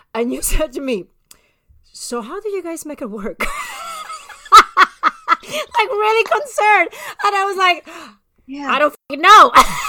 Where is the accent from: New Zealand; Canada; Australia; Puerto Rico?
Puerto Rico; San Juan; moved away; I'm from the capital of Puerto Rico, San Juan.